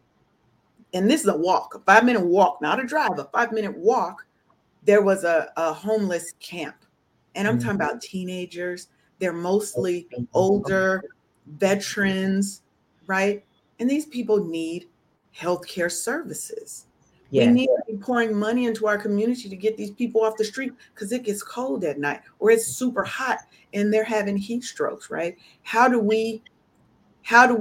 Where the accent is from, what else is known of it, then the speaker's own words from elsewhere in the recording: Seattle, Washington, United States; I'm from Seattle. I didn't learn a lot of stuff about Black history until I went to college